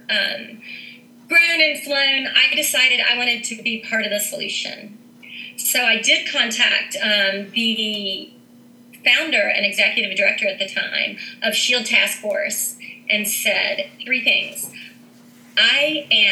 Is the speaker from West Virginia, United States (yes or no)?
yes; Huntington, West Virginia, United States; now in Morgantown, United States; I'm originally from Huntington, West Virginia, and I now live in Morgantown, West Virginia